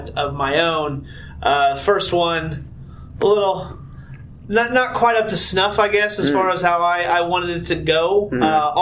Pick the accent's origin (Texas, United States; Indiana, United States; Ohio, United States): Indiana, United States; Northern; I'm from the Northern Indiana region.